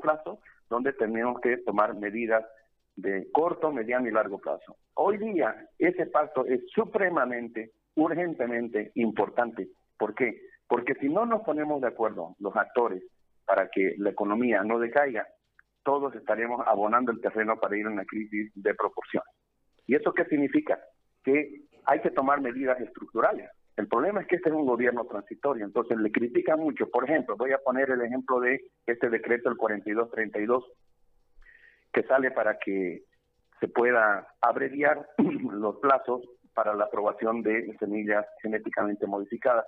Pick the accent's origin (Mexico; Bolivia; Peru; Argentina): Bolivia; como bolivianos